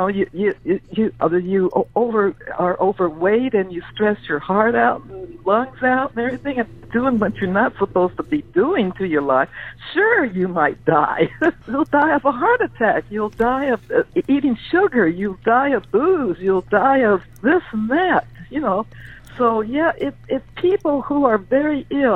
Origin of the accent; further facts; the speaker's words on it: Wilmington, California, United States; also born or lived in Everett, Washington; now in San Diego, United States; I grew up in a housing project in Wilmington, California, right on the port area there.